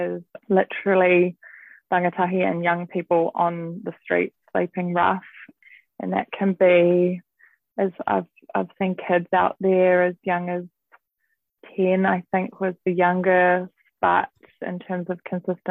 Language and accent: English; Auckland, New Zealand; I was born and raised in South Auckland, Manurewa